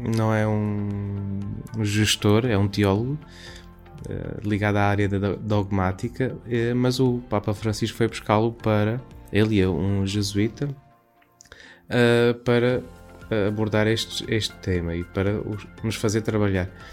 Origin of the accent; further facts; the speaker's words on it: Campo Maior, Alentejo, Portugal; sou natural de Campo Maior, Alentejo